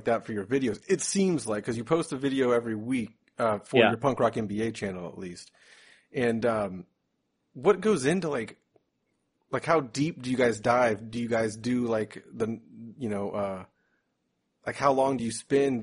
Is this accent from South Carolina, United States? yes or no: no; Jacksonville, Florida, United States; I'm from Jacksonville